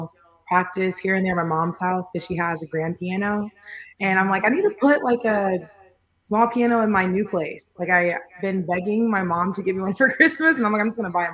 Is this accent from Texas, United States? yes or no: yes; Houston, Texas, United States; also born or lived in Irving, Texas / Springfield, Missouri; moved to Houston when I was about 9 years old. So I've been repping Houston since then